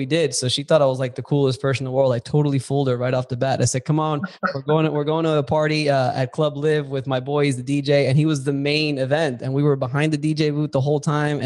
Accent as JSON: {"language": "English", "town": "Miami", "region": "Florida", "country": "United States", "tie": "born or raised there", "said": "I'm from Miami and we used to go to South Beach all the time. And forget, even before South Beach in high school, we used to have flyers."}